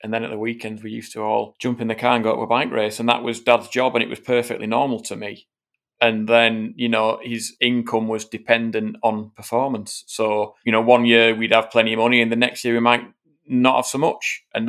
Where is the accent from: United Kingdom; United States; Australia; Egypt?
United Kingdom; it's to get from being a British rider that can win races.